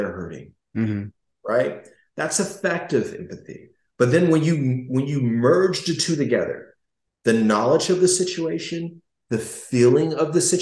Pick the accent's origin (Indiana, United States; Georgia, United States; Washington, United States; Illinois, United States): Indiana, United States; Gary; I was growing up in Gary, Indiana